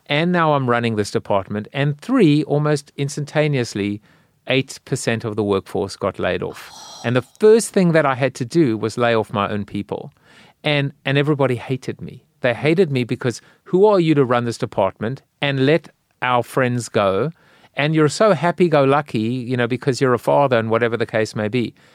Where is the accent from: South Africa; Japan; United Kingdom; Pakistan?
South Africa; now in United States; I'm South African.